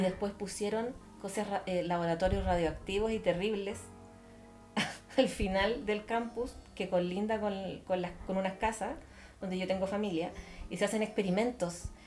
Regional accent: Santiago, Santiago Metropolitan Region, Chile; also born or lived in Ñuñoa; Yo vivo en Macul. Yo no nací en Macul, pero desde los ocho años vivo en Macul.

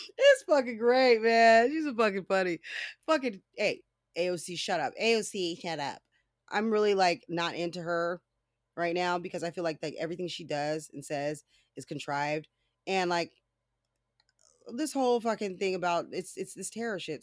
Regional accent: California, United States; I'm from California

